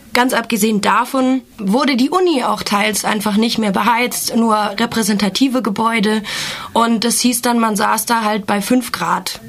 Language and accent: German; Germany; ich komme aus Deutschland